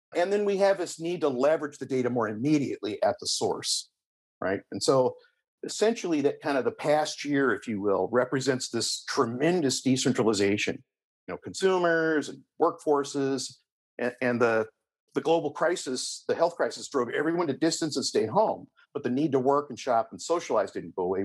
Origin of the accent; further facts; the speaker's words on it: Berkeley, California, United States; I grew up in the San Francisco Bay Area, specifically in Berkeley.